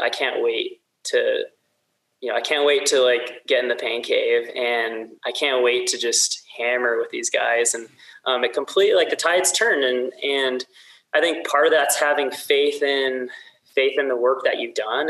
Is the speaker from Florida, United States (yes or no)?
no; south of Sacramento, Central Valley of California, United States; moved away as an adult; also born or lived in Mammoth Lakes, California / Bend, Oregon; now in Salt Lake City, United States; I grew up in the Central Valley of California, so you know, just south Sacramento